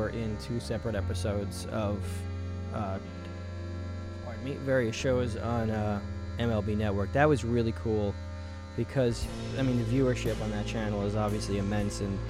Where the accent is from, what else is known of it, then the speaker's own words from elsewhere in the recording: New York, United States; Washington Avenue. That is the street on which I grew up in New York